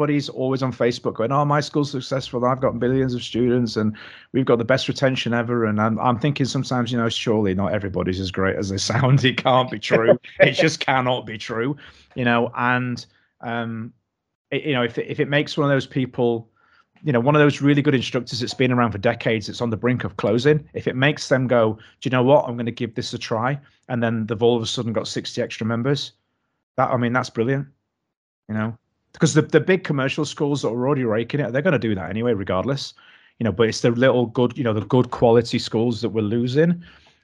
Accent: Doncaster, Yorkshire and the Humber, United Kingdom; now in Knaresborough, United Kingdom; I'm actually from Doncaster, which is infinitely worse.

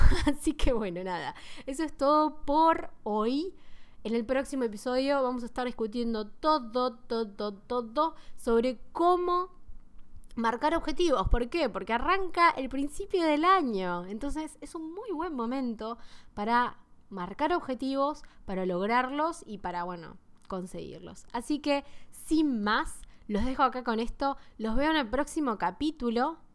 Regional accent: Buenos Aires, Argentina; first language Spanish; Soy de Argentina, de Buenos Aires.

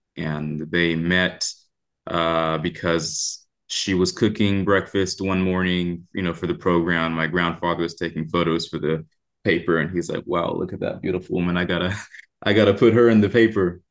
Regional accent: Oakland, California, United States; I'm from Oakland, California, uh, raised by Panthers

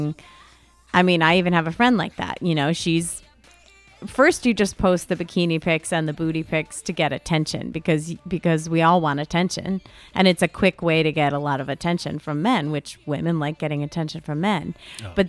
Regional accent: United States; we're American women

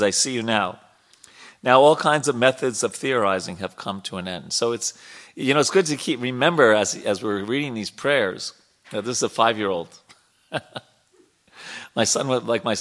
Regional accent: New York, United States; I was born in a city. I grew up in New York

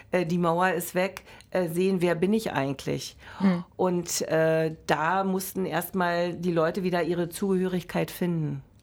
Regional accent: East Germany, Germany; Na, früher war es ja so, äh, man war DDR-Bürger, äh, das Interessante ist die Definition, wir sind Ostdeutsche

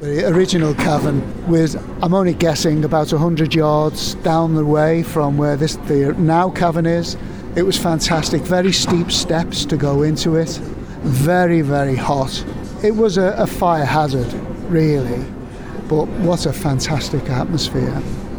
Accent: North West England, United Kingdom; Liverpool and the area as a teenager was fantastic. No matter where I went around the country, because I came from Merseyside, it was just brilliant.

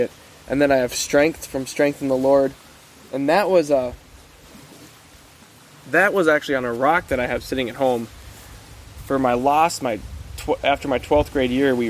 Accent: Littlefork, Minnesota, United States; accent: northern Minnesota; I grew up on the Bear River up in Little Fork.

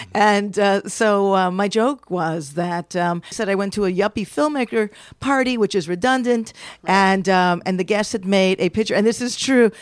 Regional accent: New York City, New York, United States; now in San Francisco, United States; grew up in Washington Heights and I live in San Francisco now

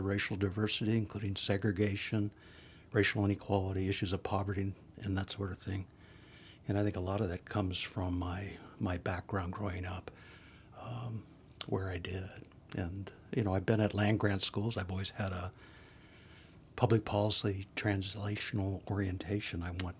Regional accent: South Dakota, United States; my background growing up in a large working class family in South Dakota. I'm from a family of 11 kids.

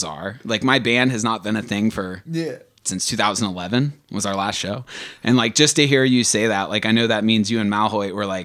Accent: Stafford, Virginia, United States; I grew up in Stafford, Virginia, so like Northern Virginia

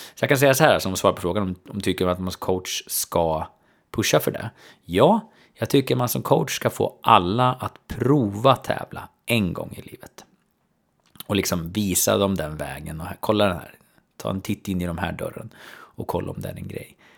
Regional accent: Söderköping, Östergötland, Sweden; min hemstad, alltså Söderköping

